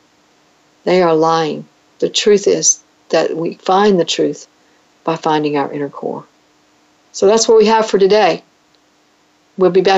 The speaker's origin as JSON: {"language": "English", "country": "United States", "said": "as an American citizen"}